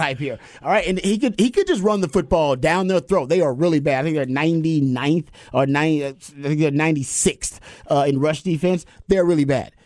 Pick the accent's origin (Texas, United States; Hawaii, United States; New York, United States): Texas, United States; Houston; moved away; where I grew up in South Park